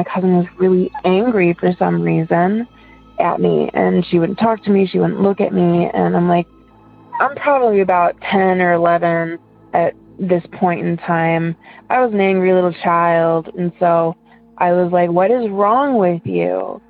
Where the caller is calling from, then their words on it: Ohio, United States; I'm from Ohio.